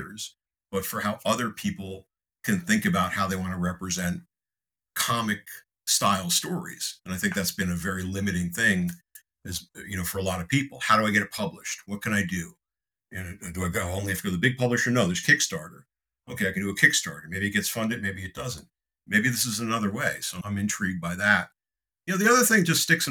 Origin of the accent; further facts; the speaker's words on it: Connecticut, United States; senator from my home state